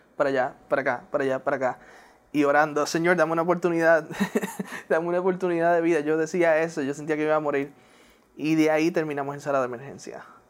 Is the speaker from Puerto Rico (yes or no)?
yes; Puerto Rico; first language English; Spanish is a second language; moved away as an adult; also born or lived in Newark, New Jersey / Pennsylvania; now in West Palm Beach, United States; la niñez en Puerto Rico, ahí me encantó mi niñez en Puerto Rico